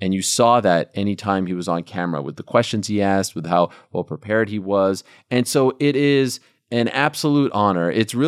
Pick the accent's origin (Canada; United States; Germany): Canada; Montreal, Quebec; I was one of the few left because I'm from Montreal, I was a huge baseball fan.